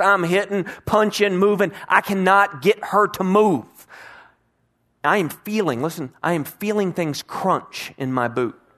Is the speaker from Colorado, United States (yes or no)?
no; Bedford, Texas, United States; For most of my life, I grew up in the Herschelist Bedford area, which was close to Fort Worth